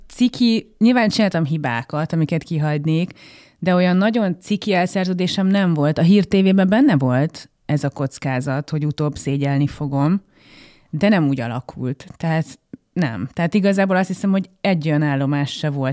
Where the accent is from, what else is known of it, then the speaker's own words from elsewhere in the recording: Gödöllő, Pest, Hungary; a nagy családi házat, amiben részben én is fölnőttem